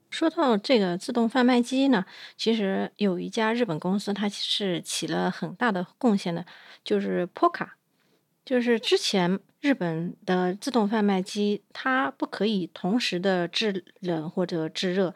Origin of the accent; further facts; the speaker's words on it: China; 我们中国人